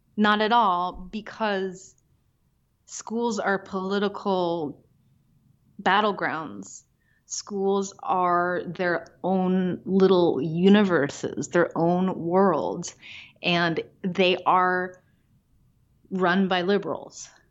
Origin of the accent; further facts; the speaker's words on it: Pacific Northwest, United States; moved away; also born or lived in Midwest / Chicago; growing up in the Pacific Northwest, I was just kind of like de facto liberal. And then I moved to the Midwest